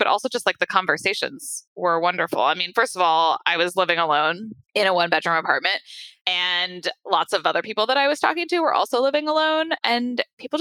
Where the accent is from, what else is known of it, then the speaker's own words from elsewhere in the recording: Santa Rosa, California, United States; moved away as an adult; also born or lived in Los Angeles, United States / Washington, D.C., United States; now in San Francisco, United States; I grew up in Santa Rosa